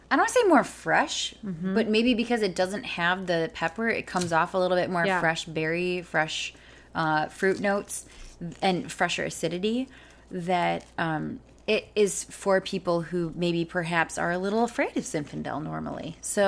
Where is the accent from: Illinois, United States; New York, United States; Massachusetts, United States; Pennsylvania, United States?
Illinois, United States; What about Illinois, my home state?